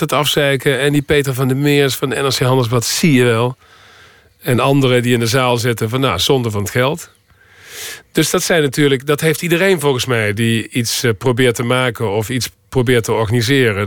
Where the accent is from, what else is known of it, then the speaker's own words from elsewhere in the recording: North Limburg, Netherlands; accent: soft G; moved away as an adult; also born or lived in New York; Ik kom uit Limburg en dat zit diep in me